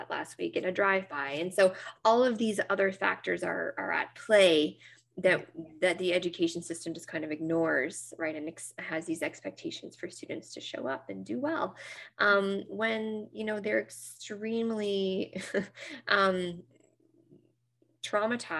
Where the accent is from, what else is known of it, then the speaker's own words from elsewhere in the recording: Nova Scotia, Canada; I'm from Nova Scotia, so just north of Maine